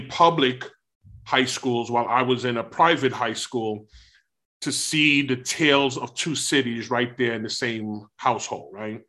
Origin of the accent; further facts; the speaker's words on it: New York City, New York, United States; born and raised in Brooklyn, New York City